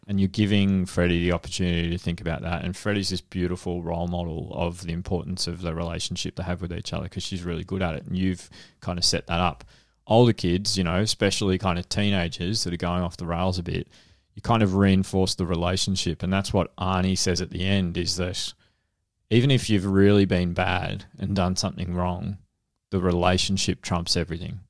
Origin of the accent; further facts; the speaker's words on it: Frankston, Victoria, Australia; where I grew up in Frankston